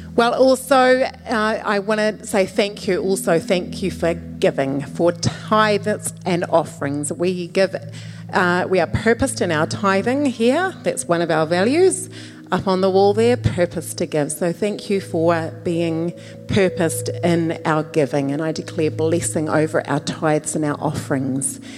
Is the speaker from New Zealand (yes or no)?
yes; New Zealand; moved away; I was born in New Zealand